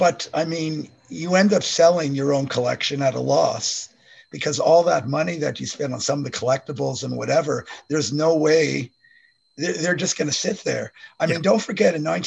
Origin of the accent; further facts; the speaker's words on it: Montreal, Quebec, Canada; moved away as an adult; now in Kingston, Canada; I'm from Montreal